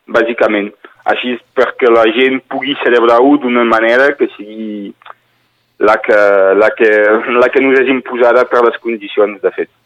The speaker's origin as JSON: {"language": "Catalan", "area": "Northern Catalonia", "region": "Occitania", "country": "France", "said": "la realitat que vivim aquí com a catalans"}